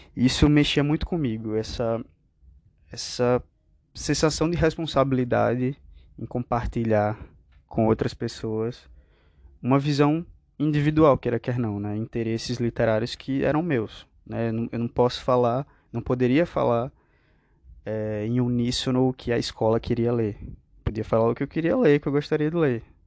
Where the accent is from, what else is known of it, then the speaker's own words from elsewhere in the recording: Picuí, Paraíba, Brazil; also born or lived in João Pessoa; eu sou natural de Picuí, uma cidade no interior da Paraíba